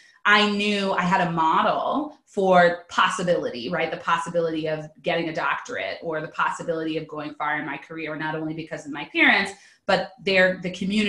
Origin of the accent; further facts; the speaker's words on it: Pasadena, California, United States; I'm originally from Southern California, Pasadena, California specifically.